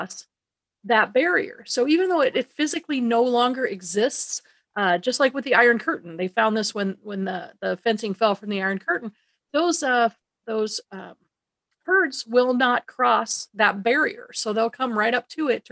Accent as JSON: {"language": "English", "region": "Colorado", "country": "United States", "said": "I'm originally from Colorado"}